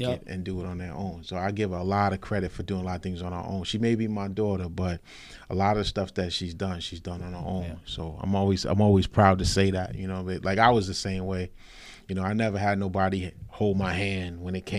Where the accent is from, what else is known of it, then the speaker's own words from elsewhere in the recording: North Babylon, New York, United States; also born or lived in Nassau County, New York; I'm from North Babylon. Actually, naturally from North Nassau County. But when I was younger, we moved out east here to North Babylon